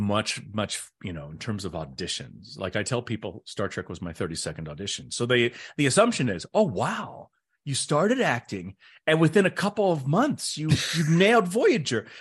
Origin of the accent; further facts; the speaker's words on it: United States; I was raised just like every other Caucasian red-blooded American, uh, person